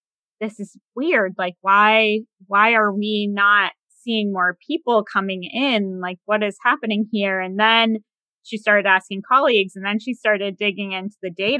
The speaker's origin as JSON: {"language": "English", "region": "Massachusetts", "country": "United States", "moved": "yes", "lives_now": "DC area, United States", "said": "I'm outside of the DC area, but I'm from Massachusetts"}